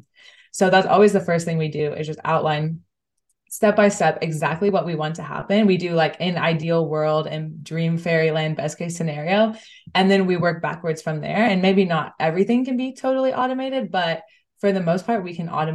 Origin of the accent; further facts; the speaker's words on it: United States; moved away as an adult; now in Amsterdam, Netherlands; I'm originally from the States, but I moved here about 6 months ago.